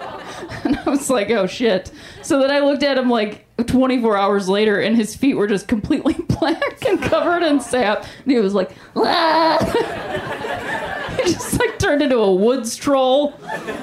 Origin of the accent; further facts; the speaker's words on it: Ohio, United States; now in Los Angeles, United States; I am from Ohio